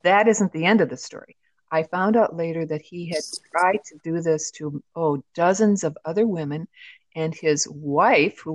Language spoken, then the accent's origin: English; Midwest, United States; now in Southwest, United States; I'm from the Midwest originally, but I moved out to the Southwest